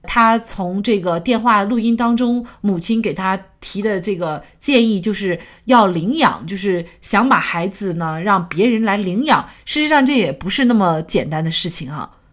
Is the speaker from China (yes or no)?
yes; China; 我们国家